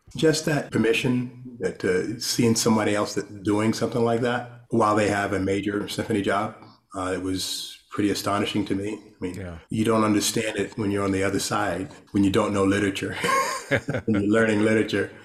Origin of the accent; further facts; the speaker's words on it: Rustburg, Virginia, United States; I grew up in Rustburg, Virginia.